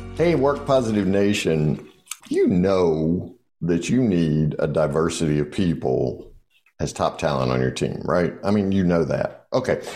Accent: the South, Southern United States, United States; I'm a Southerner

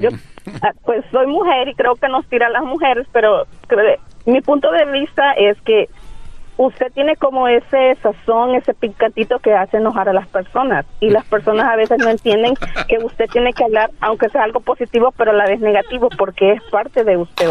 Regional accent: El Salvador; moved away

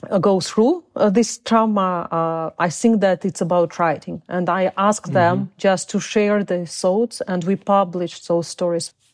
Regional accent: Uzbekistan; born there; English is a second language; also born or lived in Crimea; I was born in Soviet uh, Union. I was born in Uzbekistan, uh, and uh, because people of my nation were terribly deported by Stalin in order of Stalin

